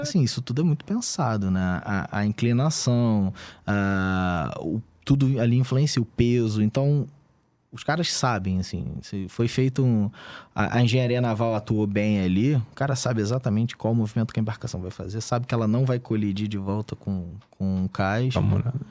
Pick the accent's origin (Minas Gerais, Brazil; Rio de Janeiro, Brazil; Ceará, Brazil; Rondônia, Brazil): Rio de Janeiro, Brazil; Eu sou do Rio de Janeiro.